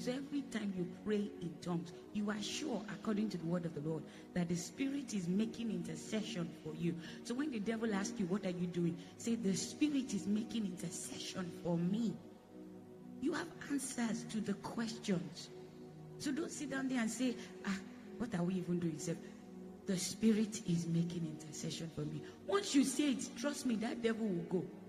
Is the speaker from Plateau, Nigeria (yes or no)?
yes; Jos, Plateau, Nigeria; moved away as an adult; I'm born in Jos. I was born in Jos. So I have Hausa blood.